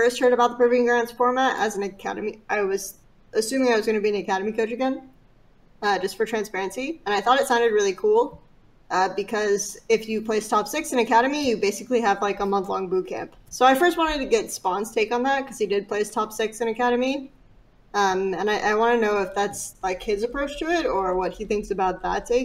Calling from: Los Angeles, California, United States; I am calling from Los Angeles, California

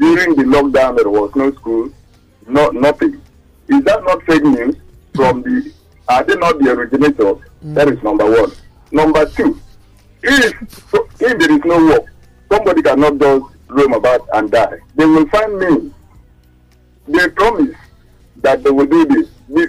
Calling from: Apapa, Lagos, Nigeria; I'm calling from Apapa.

